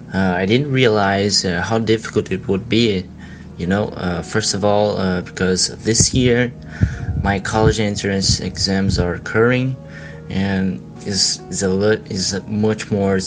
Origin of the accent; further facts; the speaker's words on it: Brazil; English is a second language; I'm from Brazil.